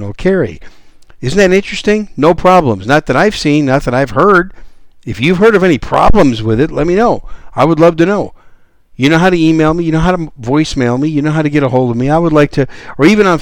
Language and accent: English; Wisconsin, United States; also born or lived in New York City, United States; now in San Antonio, United States; I was born in New York City, raised in Wisconsin as a cheesehead, and now I live down here in the great gun-friendly state of Texas